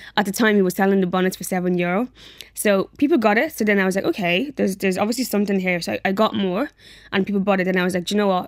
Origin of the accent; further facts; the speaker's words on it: Dublin, Leinster, Ireland; also born or lived in Nigeria / Athlone; I grew up in Athlone. Um, actually, we were there for like a couple of, maybe like a month or two. Then we moved to Dublin